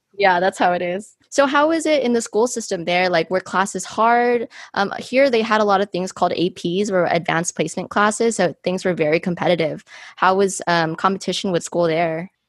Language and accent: English; United States; I was born and raised here in America